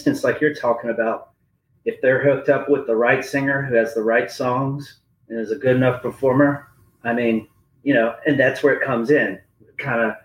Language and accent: English; Huntsville, Alabama, United States; also born or lived in New Orleans / Greenville; my hometown of Huntsville, Alabama